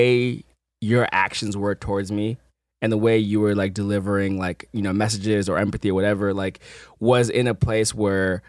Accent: Midwest, United States; now in Los Angeles, United States; growing up in the Midwest

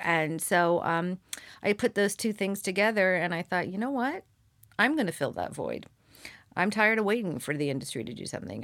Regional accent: Seal Beach, California, United States; I grew up in Orange County

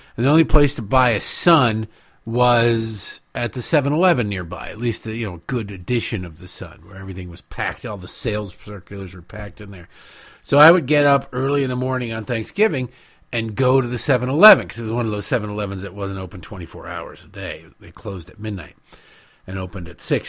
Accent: United States; I'm an American

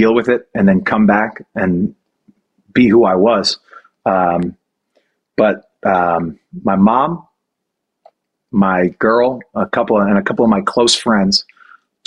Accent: New Orleans, Louisiana, United States; my hometown of New Orleans

